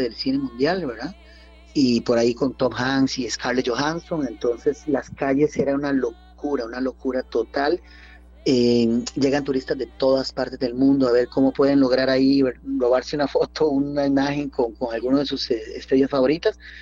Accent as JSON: {"language": "Spanish", "country": "Costa Rica", "said": "como costarricenses, como ticos"}